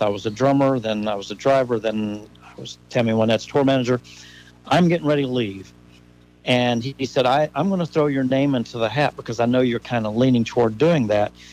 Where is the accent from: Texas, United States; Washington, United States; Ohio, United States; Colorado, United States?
Ohio, United States; Gratis; moved away; also born or lived in Nashville, Tennessee; I grew up there just outside of Gratis